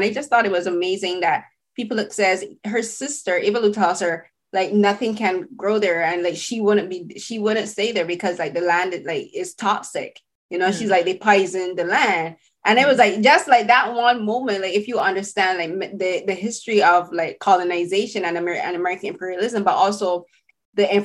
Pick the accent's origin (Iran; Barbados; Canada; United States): Barbados; So I'm from the Caribbean, I'm from Barbados